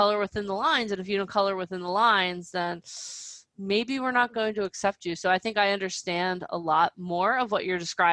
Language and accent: English; New Jersey, United States; where I grew up in New Jersey